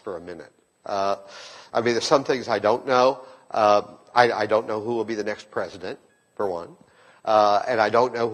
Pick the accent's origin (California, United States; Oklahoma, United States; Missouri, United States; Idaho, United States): Oklahoma, United States; I'm from Oklahoma